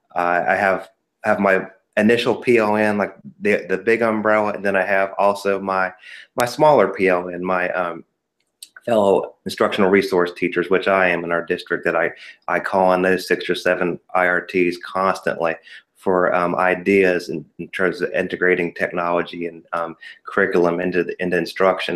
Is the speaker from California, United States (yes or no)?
no; Ohio, United States; moved away as an adult; now in North Carolina, United States; I was born and raised in Ohio